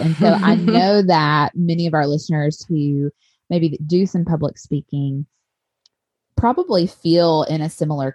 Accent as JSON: {"language": "English", "region": "Tennessee", "country": "United States", "tie": "born or raised there", "moved": "yes", "said": "I'm a Tennessee girl at heart. I spent my whole life in Tennessee"}